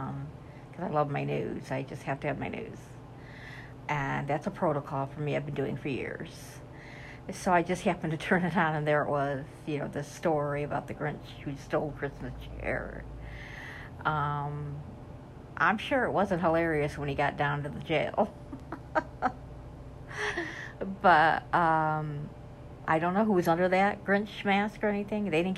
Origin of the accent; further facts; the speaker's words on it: upstate New York, United States; I'm from New York, upstate New York, that is